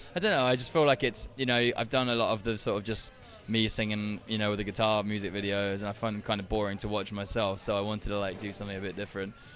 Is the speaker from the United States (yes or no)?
no; Brighton, South East England, United Kingdom; accent: English; I'm from Brighton, It's on the south coast, not too far from Essex.